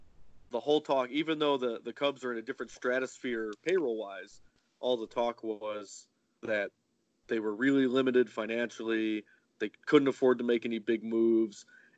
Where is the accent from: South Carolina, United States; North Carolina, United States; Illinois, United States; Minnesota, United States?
Illinois, United States; Chicago; moved away as an adult; also born or lived in Cleveland; I grew up in Chicago, as Cleveland people will know from my years covering there.